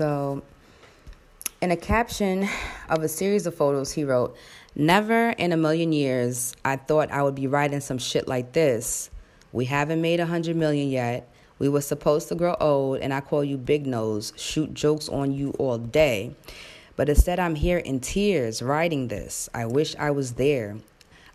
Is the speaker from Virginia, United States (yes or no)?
no; New York City, New York, United States; I was born here in America, in Queens, in Jamaica